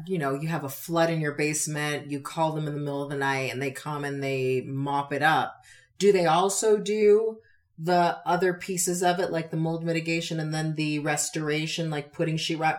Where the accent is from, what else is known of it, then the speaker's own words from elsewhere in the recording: Connecticut, United States; now in Wyoming, United States; I know I'm from Connecticut, born and raised.